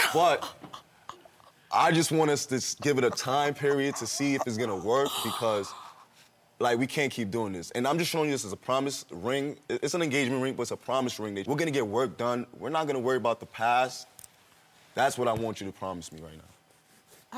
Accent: New York, United States; moved away as an adult; also born or lived in Miami; I'm originally from New York, so um, I moved to Miami

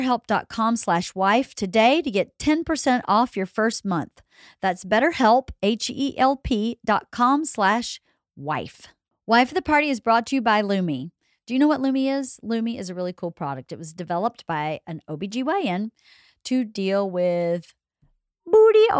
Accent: Georgia, United States; now in Southern California, United States; growing up in Georgia

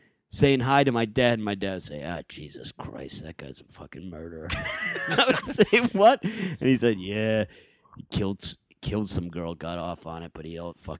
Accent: Cleveland Heights, Ohio, United States; I'm from Cleveland Heights.

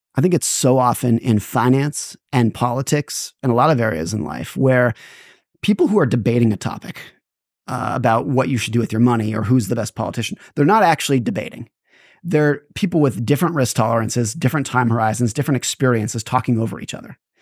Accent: California, United States; I grew up in California

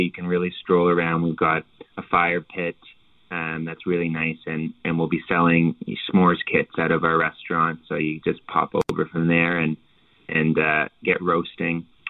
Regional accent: Halifax, Nova Scotia, Canada; I'm from Nova Scotia, obviously, and and from Halifax

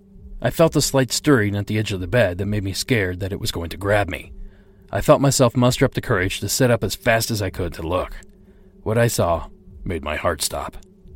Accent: New Mexico, United States; also born or lived in Utah / Arizona; I am originally from Arizona and New Mexico. I am Navajo Native American. This event happened in September of 1993. I grew up in Utah and Arizona and spent my teenage years in New Mexico.

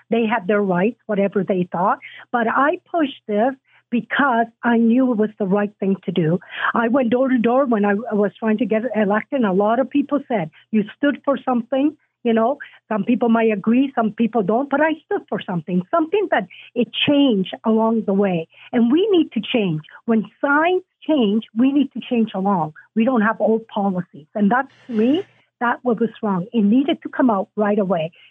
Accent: Italy; Uh, matter of fact, I came from Italy.

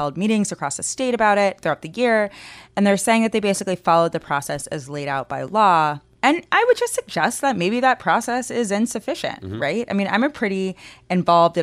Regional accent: Georgia, United States; my home state of Georgia

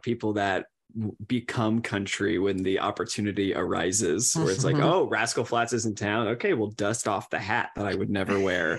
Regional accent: the Ozarks, Missouri, United States; I like to specify I'm from the Ozark, so it gives me a little bit of hillbilly cred, but yeah, it's not the South.

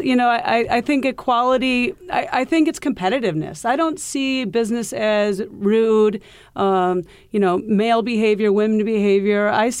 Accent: Iowa, United States; now in New York City, United States; You know, I came from Iowa where golf was huge. The Midwest golf is very big.

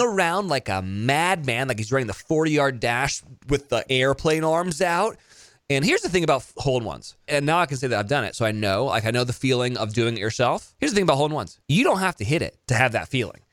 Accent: Monterey, California, United States; I went to school in Salinas, which was twenty-five minutes from where I grew up in Monterey

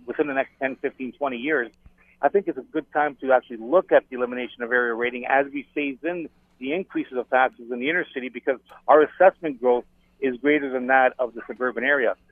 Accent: Hamilton, Ontario, Canada; having been born and raised in Hamilton

